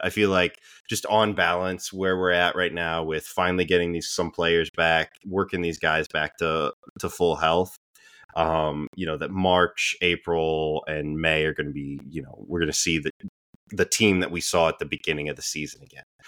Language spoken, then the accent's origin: English; United States; as American sports fans